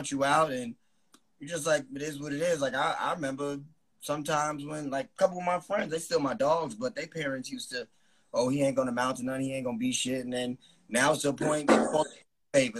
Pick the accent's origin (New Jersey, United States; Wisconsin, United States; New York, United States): New York, United States; New Rochelle; I'm from New Rochelle, New York.